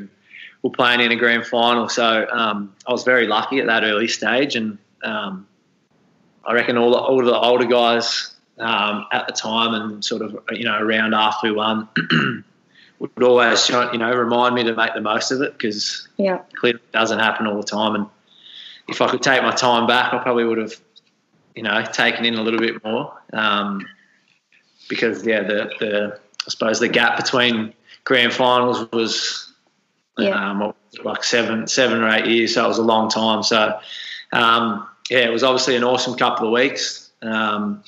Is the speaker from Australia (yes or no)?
yes; Tallygaroopna, Victoria, Australia; also born or lived in Kialla; I grew up in Tally